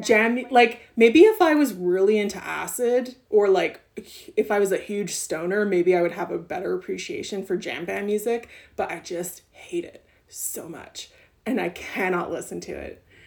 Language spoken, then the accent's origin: English; Montreal, Quebec, Canada; growing up in Ottawa and growing up in Montreal